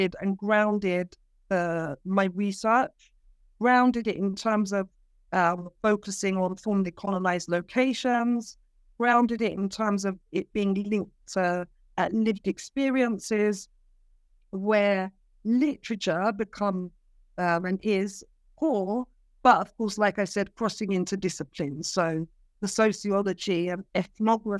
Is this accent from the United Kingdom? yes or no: yes; London, United Kingdom; moved away as an adult; also born or lived in Cyprus; I was a Londoner. I was born in London